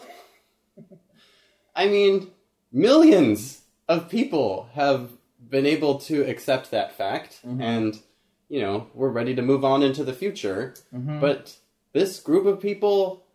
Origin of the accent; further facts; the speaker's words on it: Colorado Springs, Colorado, United States; now in Seattle, United States; I grew up in Colorado Springs, Colorado.